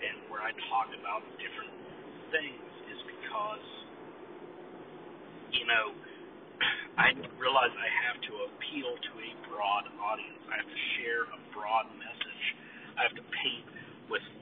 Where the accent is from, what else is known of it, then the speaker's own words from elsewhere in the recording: United States; I'm an American